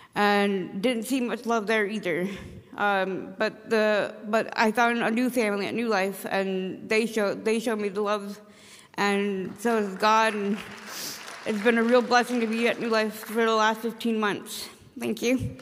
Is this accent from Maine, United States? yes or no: yes; Caribou, Maine, United States; I'm from Caribou